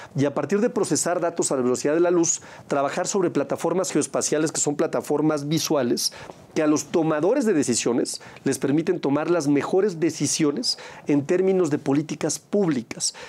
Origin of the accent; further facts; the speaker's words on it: Aguascalientes, Mexico; en mi país y por supuesto en mi estado